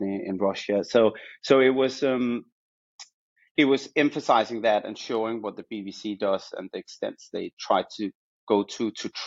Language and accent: English; Copenhagen, Capital Region of Denmark, Denmark; moved away as an adult; also born or lived in Amsterdam; now in London, United Kingdom; I studied in Denmark, where I was born and raised in Copenhagen. So, that's where you can hear my accent from.